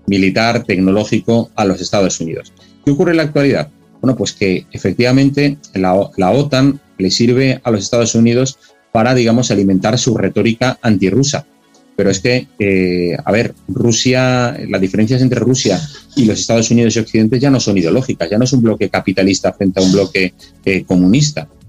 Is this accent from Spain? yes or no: yes; Spain; como español